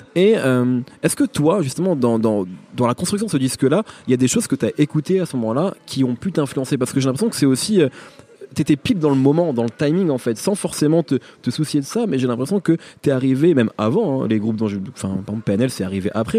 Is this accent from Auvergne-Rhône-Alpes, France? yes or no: no; Picardy, Hauts-de-France, France; moved away; j'ai grandi en Picardie